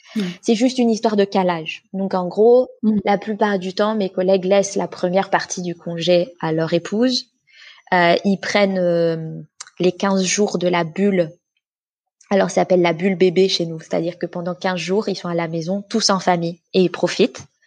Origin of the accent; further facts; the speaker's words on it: France; moved away as an adult; now in Sweden; je vis en Suède, mais je suis française, j'ai grandi j'ai été élevée, j'ai fait mes études en France